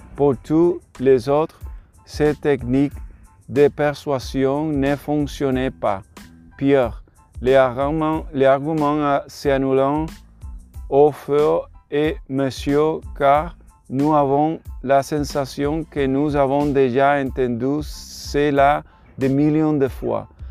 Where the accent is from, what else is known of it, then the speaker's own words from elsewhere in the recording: Puerto Rico; French is a second language; je suis de Puerto Rico